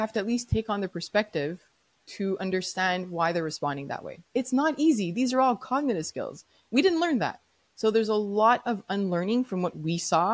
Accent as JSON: {"language": "English", "town": "Montreal", "region": "Quebec", "country": "Canada", "said": "I'm from Montreal, Quebec, so I had to learn French no matter what"}